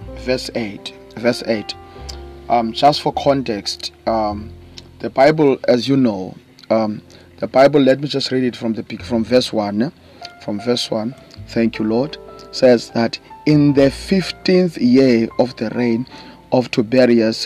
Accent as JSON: {"language": "English", "town": "East London", "region": "Eastern Cape", "country": "South Africa", "said": "I come all the way from South Africa, by the way, to those who don't know, in the Eastern Cape province, in a small town called East London."}